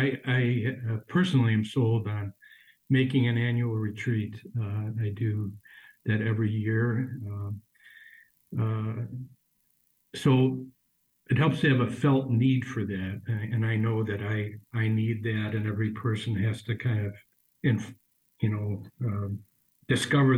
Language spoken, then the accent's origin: English; Chicago, Illinois, United States; I'm a Chicagoan, was ordained for the Archdiocese